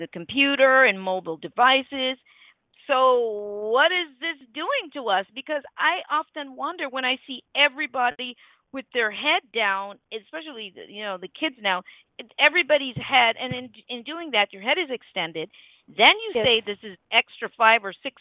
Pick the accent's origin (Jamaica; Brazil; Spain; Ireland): Jamaica; I'm from Jamaica